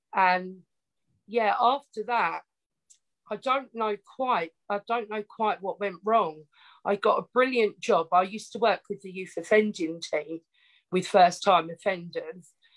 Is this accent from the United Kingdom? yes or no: yes; Essex, East of England, United Kingdom; accent: Essex; I grew up in Essex, a small little town